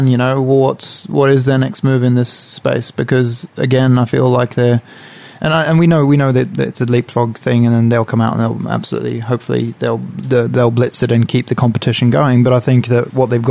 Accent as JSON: {"language": "English", "country": "Sweden", "moved": "yes", "lives_now": "New Zealand", "said": "I'm from Sweden"}